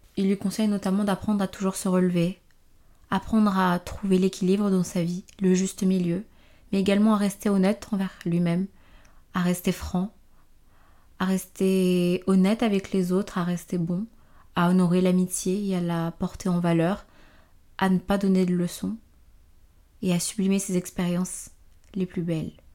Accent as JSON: {"language": "French", "country": "Benin", "tie": "born or raised there", "said": "je suis née euh, dans la République du Bénin, un pays d'Afrique de l'Ouest, dans les années 2000"}